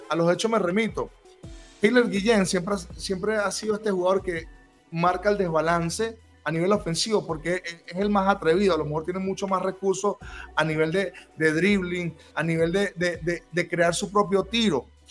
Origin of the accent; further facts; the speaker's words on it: Venezuela; nosotros como venezolanos